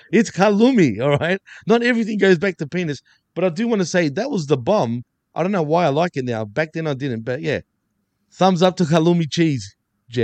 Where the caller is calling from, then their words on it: Montreal, Quebec, Canada; you can see I'm coming live from Montreal as we speak.